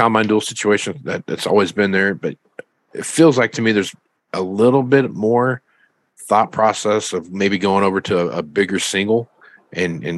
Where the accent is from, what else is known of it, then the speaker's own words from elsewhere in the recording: Kansas, United States; I grew up in Kansas, so there's some pretty flat places out there